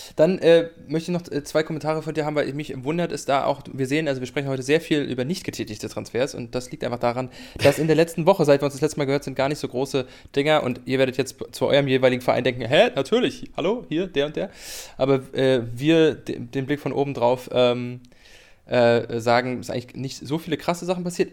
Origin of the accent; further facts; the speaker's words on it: Greifswald, Mecklenburg-Vorpommern, Germany; das äh, mein Heimatort ist